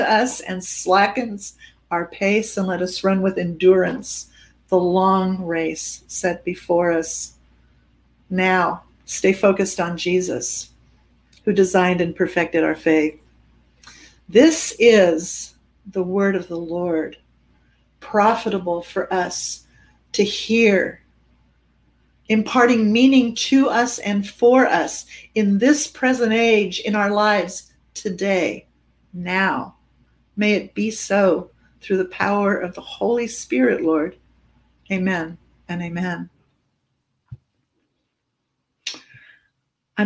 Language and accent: English; Germany; moved away; I'm an immigrant and I come from Germany.